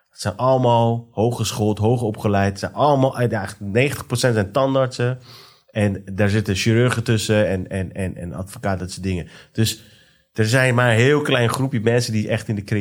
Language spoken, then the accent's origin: Dutch; Iran; om de richting waar wij als Iraniërs zeg maar, in zitten.